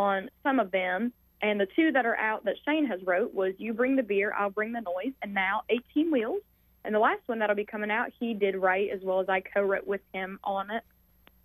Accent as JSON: {"language": "English", "area": "Louisa", "region": "Virginia", "country": "United States", "tie": "born or raised there", "moved": "as an adult", "said": "I was born and raised in Louisville, Virginia, and I lived there up until 20 years."}